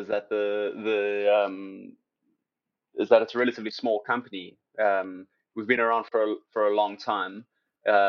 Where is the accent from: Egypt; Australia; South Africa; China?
South Africa; Cape Town, Western Cape; moved away; I'm from South Africa, you know, I'm from Cape Town